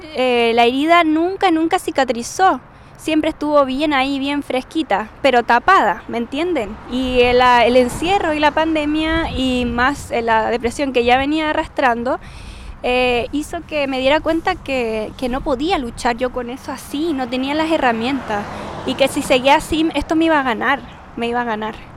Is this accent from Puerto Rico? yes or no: no; Chile; como buena chilena, hablo súper rápido, tengo palabras extrañas que usan los chilenos